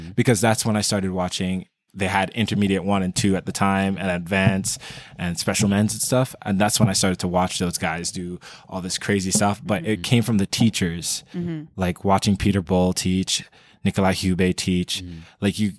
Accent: Jamaica; also born or lived in Queens, United States; So I was born in New York, Queens, and then my mother wasn't a citizen. She's a Jamaican. Mm-hmm. So she brought me back down as soon as I was born

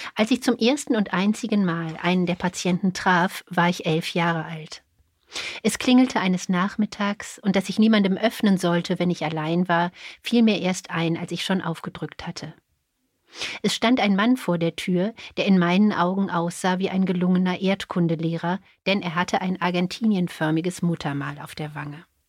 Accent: Cologne, North Rhine-Westphalia, Germany; now in Berlin, Germany; Ich komme aus Köln

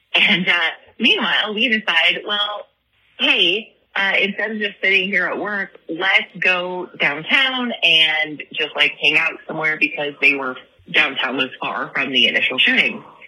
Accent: Kalamazoo, Michigan, United States; I am also from Kalamazoo

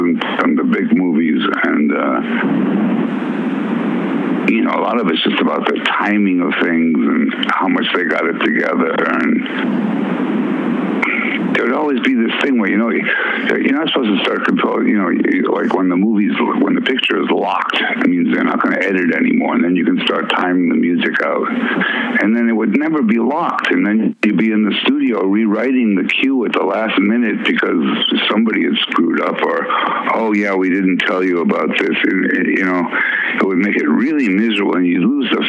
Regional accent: Worcester, Massachusetts, United States; also born or lived in Minneapolis, Minnesota / New Orleans, Louisiana; we moved to Worcester, Massachusetts

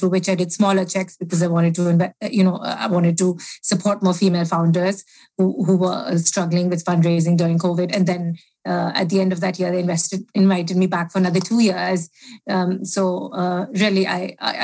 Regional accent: India; moved away as an adult; also born or lived in United States; now in United Kingdom; born in India, lived there for 18 years, went to university in the States

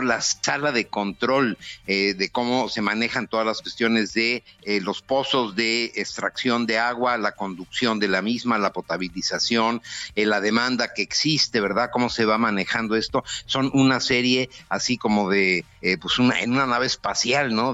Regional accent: Mexico; estoy en México, digo, no estoy en la Ciudad de México, pero estoy en mi país

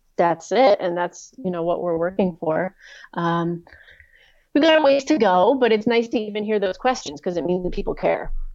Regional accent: East Coast of the US, United States; I grew up on the East Coast of the U S

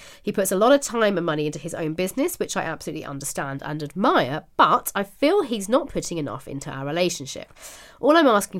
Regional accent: Ireland; As an Irish gal, I'm happy that Louisa found a good Irish man.

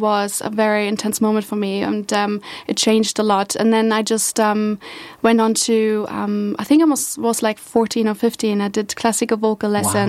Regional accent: Berlin, Germany; I grew up in Berlin

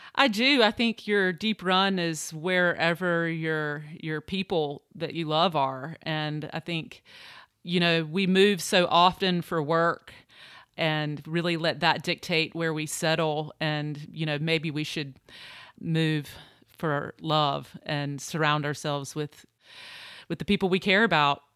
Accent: Eastern North Carolina, United States; moved away as an adult; also born or lived in New York; I grew up in Eastern North Carolina

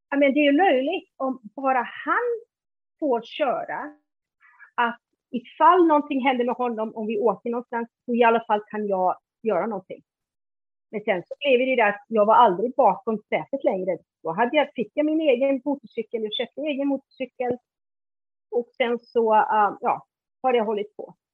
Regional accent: Iceland; Swedish is a second language; now in Sweden; Innan dess när jag var liten på, Island då, då ville jag ha motorcykel men de sa nej till min bror att köra motorcykel.

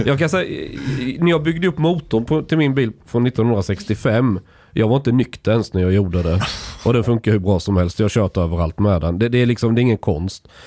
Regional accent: southern Småland, Sweden; Jag är uppvuxen i, i, södra Småland, där är den extrem

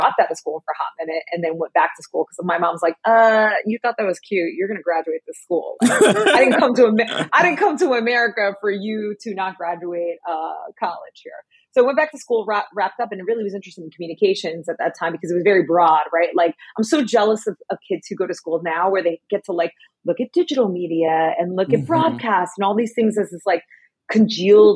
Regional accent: New Jersey, United States; moved away as an adult; also born or lived in New York City; now in Los Angeles, United States; I'm from the great state of New Jersey

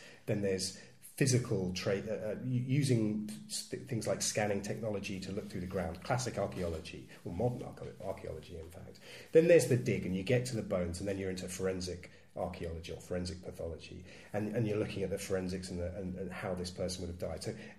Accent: East of England, United Kingdom; including if I'm from Suffolk, thank you very much

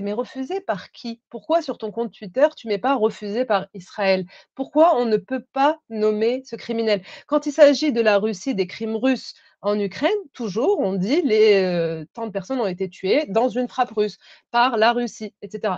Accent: France; je, suis française

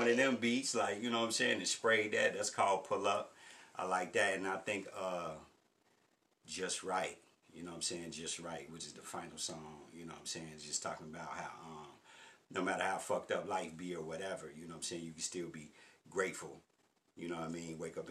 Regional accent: Forest Park, Ohio, United States; also born or lived in Lincoln Heights / Avondale; I grew up in Forest Park. And then we ended up moving to Lincoln Heights, and we ever moving to Avondale

